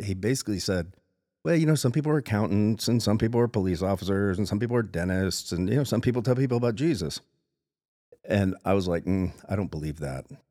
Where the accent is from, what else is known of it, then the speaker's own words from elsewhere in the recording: South Florida, United States; now in Spokane, United States; I'm from South Florida